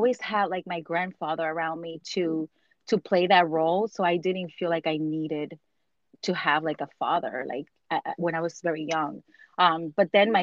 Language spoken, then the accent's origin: English; New York, United States; also born or lived in Dominican Republic; have lived in the United States or New York for almost 32 years